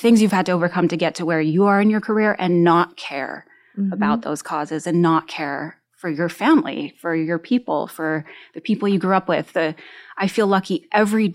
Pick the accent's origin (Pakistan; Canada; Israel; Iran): Canada; I'm Canadian, I'm First Nations, I'm a registered member of the Crane River First Nation in Manitoba, Canada